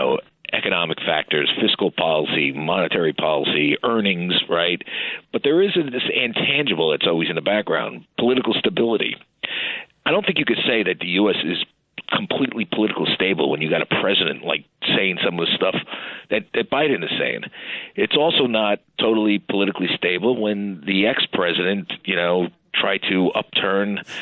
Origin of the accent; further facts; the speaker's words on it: New York City, New York, United States; I was born in Westchester Square Hospital in the Bronx